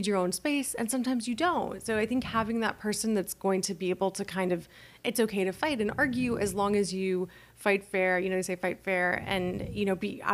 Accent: Calabasas, California, United States; I grew up in Calabasas, super wealthy neighborhood

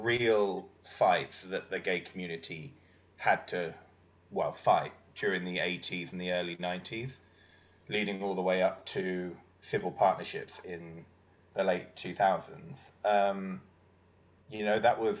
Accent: United Kingdom; I'm British

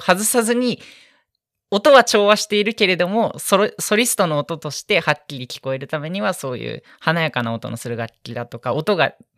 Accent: Tokyo, Japan; moved away as an adult; now in Akita, Japan; 私東京出身なんですけれども秋田に来て

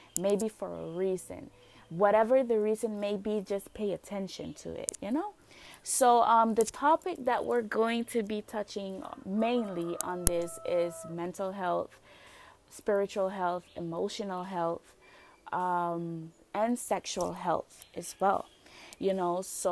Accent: Roatán, Bay Islands, Honduras; I'm from Roatan, Honduras

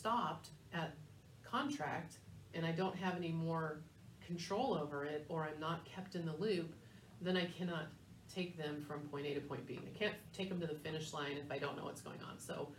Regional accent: San Diego, California, United States; moved away; I grew up in San Diego

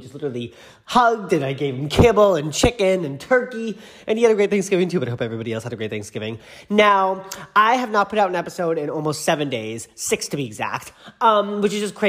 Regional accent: Boston suburb, Massachusetts, United States; moved away as an adult; now in Los Angeles, United States; in Boston, aka, well, not Boston, the suburb where I live, where I grew up

